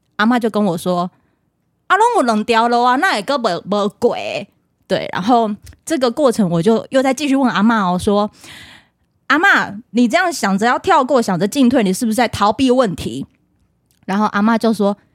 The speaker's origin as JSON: {"language": "Chinese", "region": "Pingtung County", "country": "Taiwan", "said": "我是屏东人，你去到的各个地方啊。都是我熟悉的"}